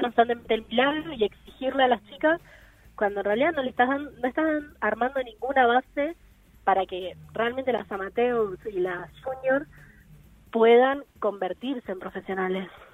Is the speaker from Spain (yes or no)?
no; Buenos Aires, Argentina; yo soy de Buenos Aires, tengo 18 años